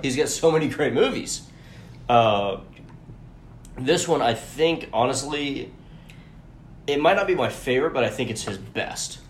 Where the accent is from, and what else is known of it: Atlanta, Georgia, United States; born or raised there